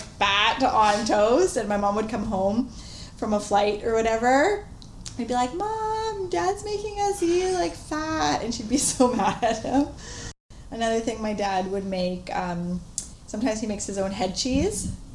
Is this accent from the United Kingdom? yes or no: no; Vancouver, British Columbia, Canada; I grew up in Vancouver